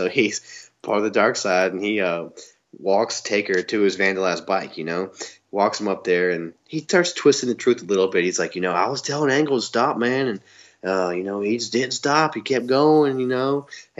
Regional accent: the South, United States; Oh, yeah. Even though I'm from the South.

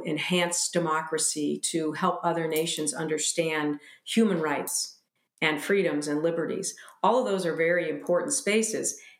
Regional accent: United States; we American women

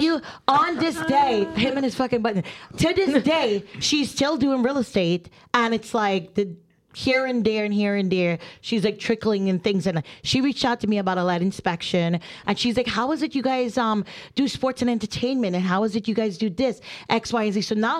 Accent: New Jersey, United States; I am from Jersey. I talk with my hands and I'm not aggressive. at all.

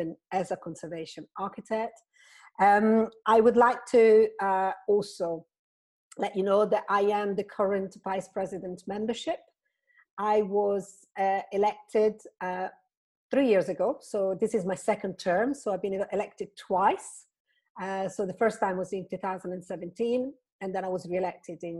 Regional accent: Italy; moved away as an adult; also born or lived in Florence; now in Nottingham, United Kingdom; I was born in Italy. I studied architecture in Florence

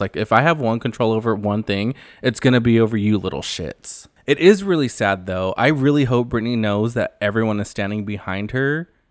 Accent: Central California, United States; I am from Central California

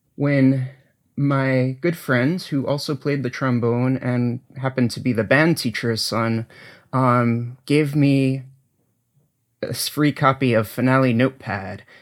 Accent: New England, United States; moved away; also born or lived in Ithaca, New York; I grew up in New England

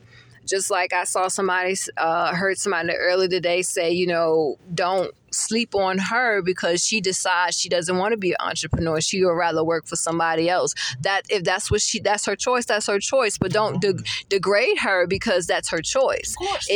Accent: Virginia, United States; also born or lived in California / Maryland / Florida; I'm originally from Virginia, so I've always been around multicultural, you know, people.

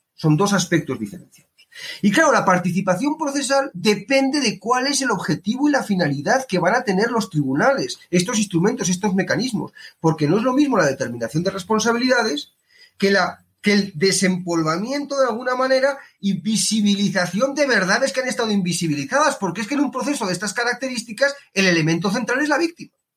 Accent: Spain; now in Colombia; yo vengo de España

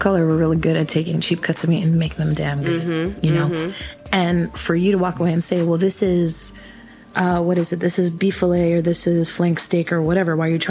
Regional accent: Guatemala; now in United States; So I'm from Guatemala, and there's a handful.

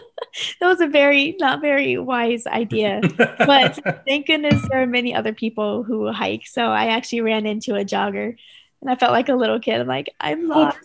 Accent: California, United States; moved away as an adult; now in Seattle, United States; So I'm from California, and I moved out here about 6-7 years ago, and I felt like Washington is my new home. Like I'm never going back to California.

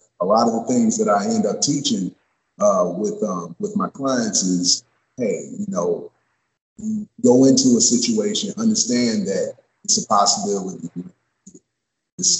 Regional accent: University City, Missouri, United States; I'm from St. Louis, originally from University City.

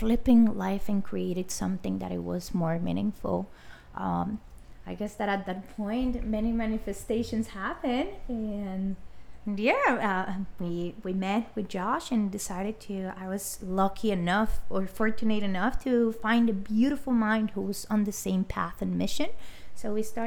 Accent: Colombia; moved away as an adult; now in United States; as you may guess by the accent, I am Colombian as nationality. I have been residing in the U.S. for just about 11 years

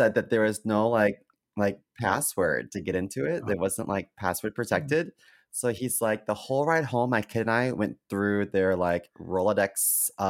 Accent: Baltimore, Maryland, United States; I grew up in Baltimore.

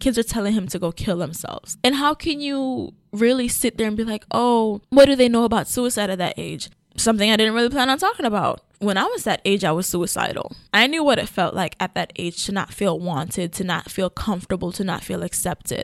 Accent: Kingston, Jamaica; moved away; also born or lived in Portland, Jamaica; But I grew up in Kingston

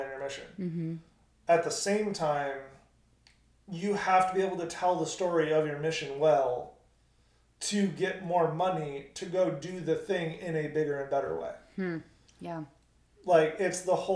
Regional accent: United States; as an American

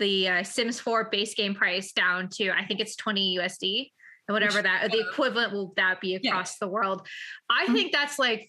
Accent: Canada; I'm from Canada, but we drove to Troy, Michigan

